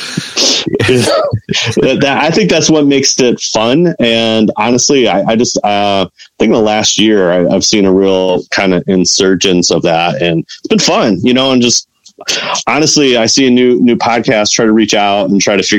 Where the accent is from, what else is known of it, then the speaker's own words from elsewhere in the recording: Chicago, Illinois, United States; I'm from Chicago